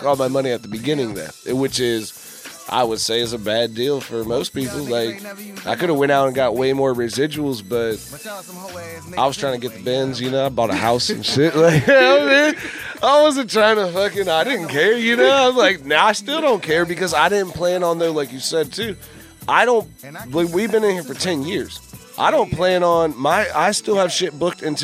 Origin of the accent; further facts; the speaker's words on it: Fredericksburg, Virginia, United States; I'm from Fredericksburg